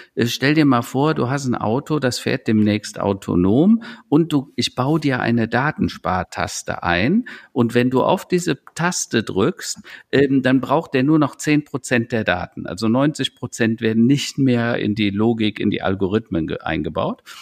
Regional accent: Germany; wir Europäer und speziell wir Deutschen

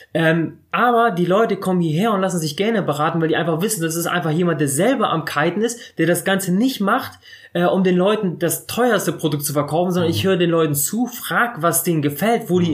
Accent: Bremerhaven, Bremen, Germany; moved away as an adult; also ich bin mit zwei Jahren nach Deutschland gekommen und dann direkt nach Bremerhaven. In Bremerhaven aufgewachsen

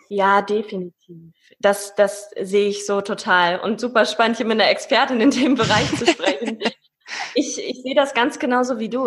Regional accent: Paderborn, North Rhine-Westphalia, Germany; Paderborner Pilz, da wo ich herkomme

